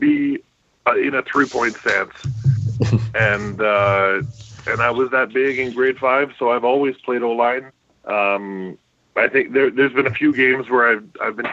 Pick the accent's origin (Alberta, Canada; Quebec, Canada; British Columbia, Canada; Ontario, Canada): Alberta, Canada; Calgary; also born or lived in Saginaw, Michigan; I played football since grade 5 in Calgary. I grew up in the Southwest in Haysboro.